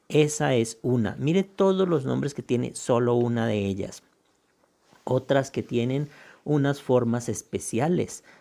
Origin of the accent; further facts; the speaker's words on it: Tolima, Colombia; soy un campesino del Tolima que desde hace unos 24 años